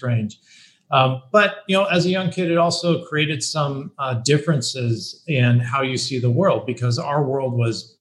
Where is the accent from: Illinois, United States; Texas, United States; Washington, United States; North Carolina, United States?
Washington, United States; Bellevue; I grew up in Bellevue, Washington. It's outside of Seattle, Washington